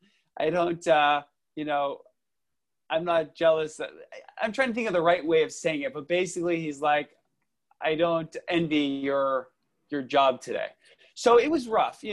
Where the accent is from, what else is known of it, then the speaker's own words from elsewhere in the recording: Los Angeles, California, United States; I was born and raised in Los Angeles, went to local schools, graduated from USC.